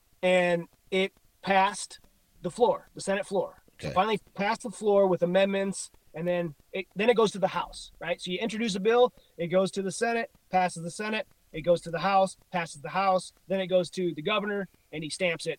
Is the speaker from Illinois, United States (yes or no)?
yes; Illinois, United States; moved away as an adult; now in Missoula, United States; You know, Illinois, my home state. I grew up there. I moved here when I was 18. So I've been here for, I don't know, fucking 50 years.